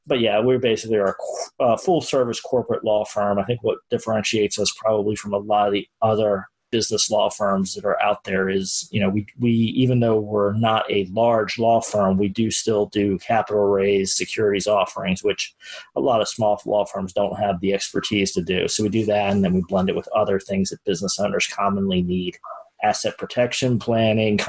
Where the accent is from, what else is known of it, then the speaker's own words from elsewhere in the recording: Baltimore, Maryland, United States; moved away as an adult; now in Florida, United States; Grew up in Baltimore, Maryland, so northern suburbs, and did all of my education in the Maryland area, Baltimore area.